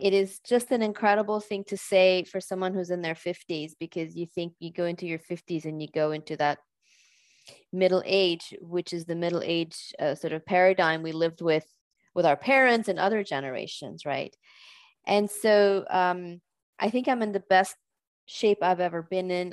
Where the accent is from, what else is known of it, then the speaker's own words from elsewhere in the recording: California, United States; moved away as an adult; now in Switzerland; I am American, but I live in, in Switzerland now for many years. I'm a California transplant here